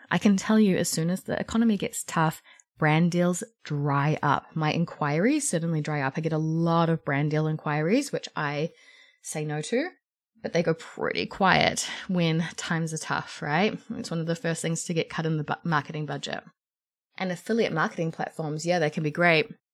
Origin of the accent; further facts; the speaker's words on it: New Zealand; I'm a New Zealander